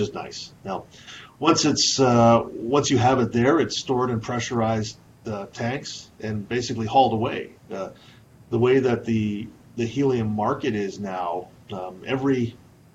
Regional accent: Saskatchewan, Canada; moved away as an adult; also born or lived in Calgary; I was raised in Saskatchewan

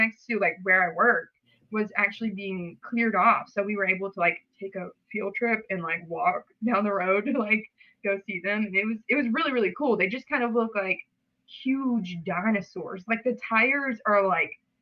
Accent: Hogansville, Georgia, United States; I'm from Hogansville, Georgia. Super small town

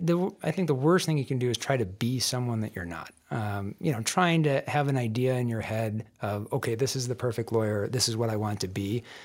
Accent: Michigan, United States; moved away as an adult; also born or lived in Denver, Colorado; now in Colorado, United States; I grew up in Michigan

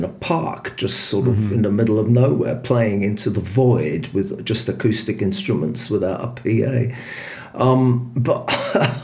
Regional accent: London, United Kingdom; moved away as an adult; also born or lived in Reading / southern Scotland; now in Germany; I'm a Londoner by birth of Scottish descent. And I lived in London

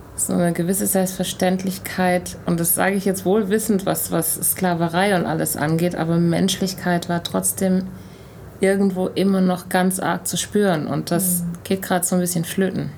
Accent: Germany; obwohl ich in Deutschland groß geworden bin

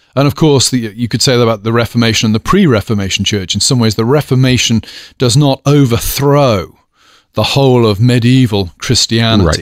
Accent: United Kingdom; moved away as an adult; now in United States; as a British person

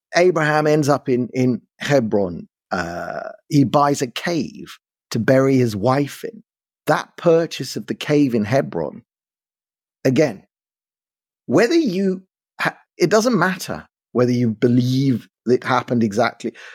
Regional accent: London, United Kingdom; accent: London; also born or lived in South Africa; now in Israel; I grew up in London. Yeah, that's true. My accent is London

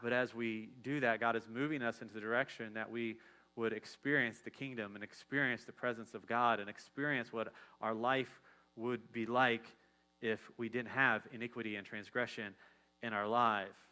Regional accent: Dayton, Ohio, United States; I'm from Ohio. I'm from Dayton, so like we're all about the Wright brothers

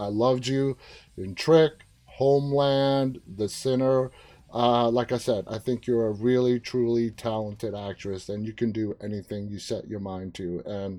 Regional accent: New York City, New York, United States; now in outside Washington, D.C., United States; I was born and raised in Queens.

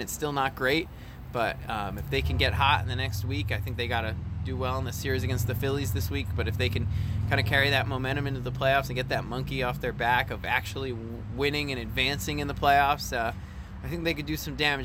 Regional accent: Silver Spring, Maryland, United States; moved away; I grew up in Silver Spring, Maryland

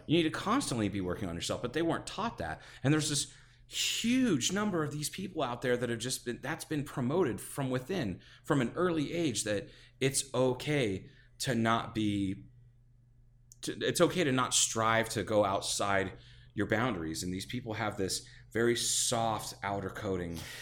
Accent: Ohio, United States; I'm from Ohio, which is s, has pockets of culture

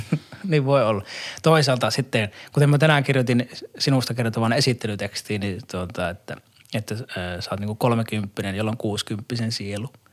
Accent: Saarijärvi, Central Finland, Finland; Saarijärveltä, missä mä oon kotoisin

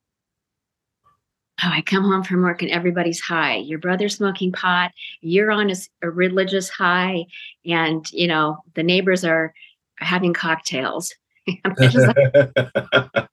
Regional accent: Spokane, Washington, United States; moved away as an adult; also born or lived in Sacramento, California; I grew up in Spokane, Washington.

